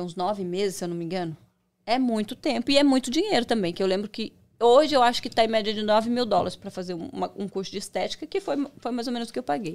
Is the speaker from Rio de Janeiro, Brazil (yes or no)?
no; Foz do Iguaçu, Paraná, Brazil; moved away; Eu cheguei aqui tem 12 anos. Eu sou de Foz do Iguaçu, do Paraná.